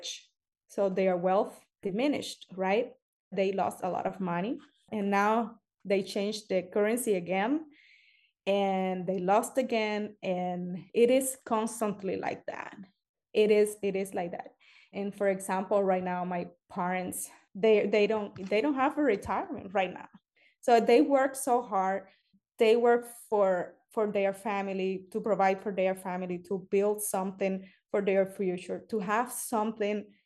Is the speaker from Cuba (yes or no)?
yes; Cuba; now in United States; I am from Cuba